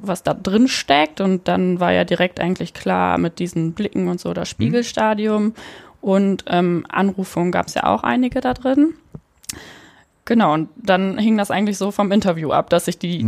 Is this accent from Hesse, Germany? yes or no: no; Münsterland, North Rhine-Westphalia, Germany; moved away as an adult; now in Cologne, Germany; Ich komme ursprünglich aus der Nähe von Münster, also aus hm, Münsterland.